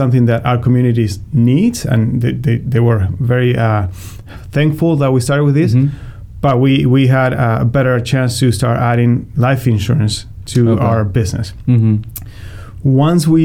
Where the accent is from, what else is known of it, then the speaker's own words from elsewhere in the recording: Argentina; moved away as an adult; now in St. Louis, United States; Born and raised in Argentina. I came here when I was 19.